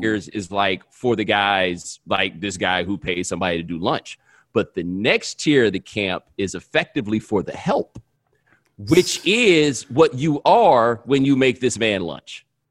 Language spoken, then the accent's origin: English; the South, United States; moved away; I'm from the South